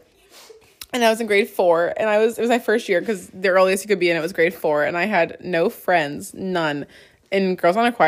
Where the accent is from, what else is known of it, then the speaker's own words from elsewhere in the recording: Halifax, Nova Scotia, Canada; moved away; we're both from Halifax.